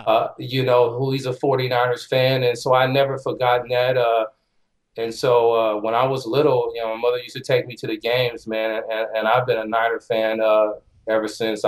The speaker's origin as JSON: {"language": "English", "town": "Oakland", "region": "California", "country": "United States", "tie": "born or raised there", "also_born_or_lived": "San Francisco", "said": "Well, basically, I was from the Bay Area. I was born in San Francisco, raised in Oakland."}